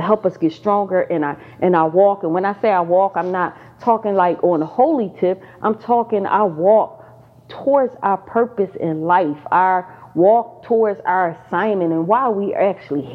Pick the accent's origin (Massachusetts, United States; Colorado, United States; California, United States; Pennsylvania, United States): Pennsylvania, United States; now in Georgia, United States; I just moved back to Georgia. I'm originally from Pennsylvania.